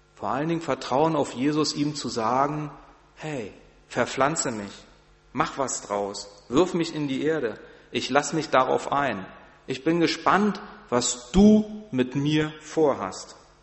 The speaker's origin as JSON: {"language": "German", "region": "Berlin", "country": "Germany", "moved": "as an adult", "lives_now": "Barmstedt, Germany", "said": "ich komme aus Berlin, ist eine große Stadt"}